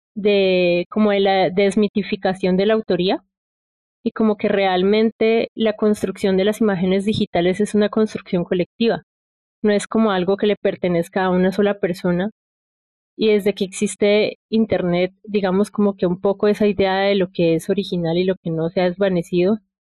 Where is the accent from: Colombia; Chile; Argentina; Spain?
Colombia; Popayán, Cauca; soy de Popayán